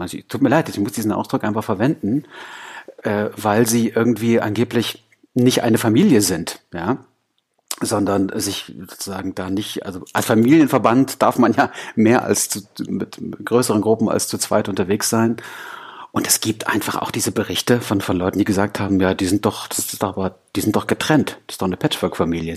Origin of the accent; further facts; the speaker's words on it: East Germany, Germany; als Ossi-Kind